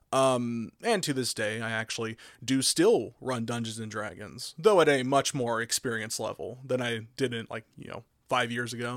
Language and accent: English; Oklahoma, United States; I grew up in Oklahoma